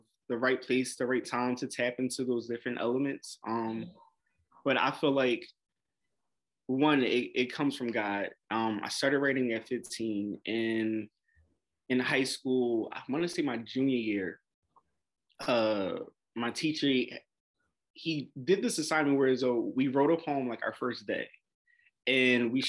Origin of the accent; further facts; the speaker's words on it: Philadelphia, Pennsylvania, United States; I'm 30 years old, born and raised in Philadelphia